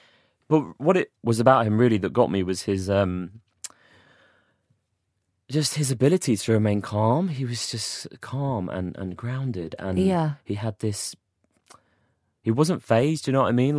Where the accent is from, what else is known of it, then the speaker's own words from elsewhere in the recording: Watford, East of England, United Kingdom; born there; I don't know, I was born in Watford. I was actually born in Watford.